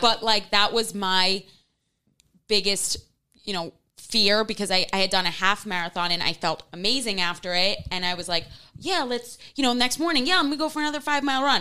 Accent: New York City, New York, United States; I remember growing up in Manhattan

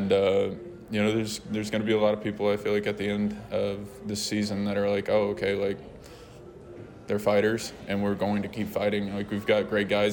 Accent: Houston, Texas, United States; I'm from Houston, so born and raised there

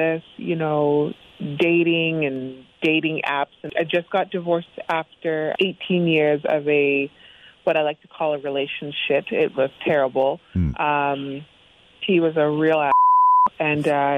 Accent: United States; We're West Siders. I'm from Oak Hills

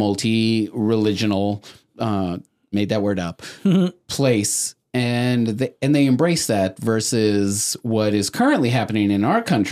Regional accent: Texas, United States; I'm a Texan.

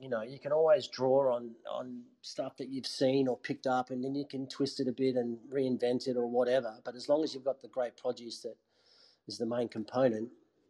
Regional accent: Adelaide, South Australia, Australia; You know, I came from Adelaide where we were, you know, doing 60 people on a Saturday night sort of thing

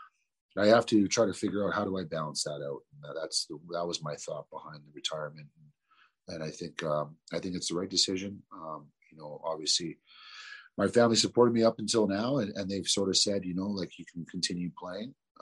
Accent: Toronto, Ontario, Canada; I grew up in Toronto, you know, mm-hmm. in pretty much the ghetto, Rexdale, Jane and Finch area

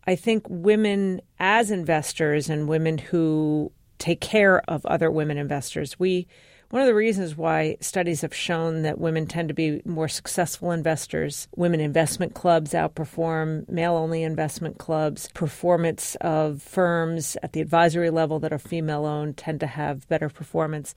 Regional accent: New York City, New York, United States; I was born in Brooklyn. My parents were born and raised in Brooklyn

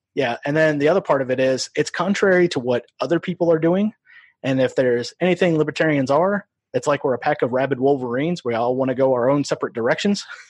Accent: Iowa, United States; also born or lived in Omaha, Nebraska; we moved across the river to Iowa.

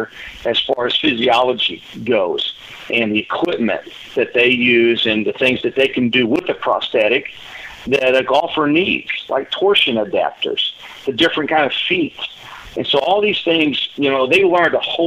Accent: Cape Girardeau, Missouri, United States; moved away as an adult; also born or lived in Southern California; moving back to my hometown, Cape Girardeau

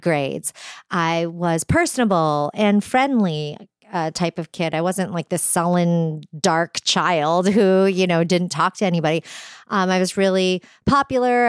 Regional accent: New Hampshire, United States; I was raised in New Hampshire

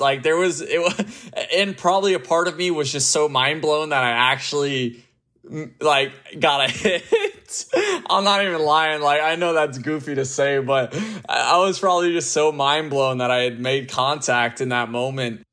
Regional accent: Tampa Bay, Florida, United States; born or raised there

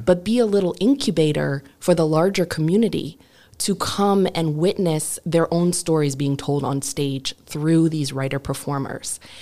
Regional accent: Detroit, Michigan, United States; moved away; also born or lived in Brooklyn; I grew up in Detroit, um, as a white person in a mostly black community

